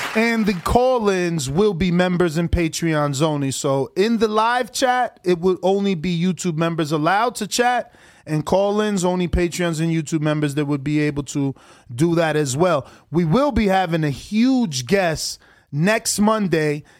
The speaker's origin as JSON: {"language": "English", "country": "United States", "tie": "born or raised there", "said": "I'm not considered Dominican enough because I was born in America."}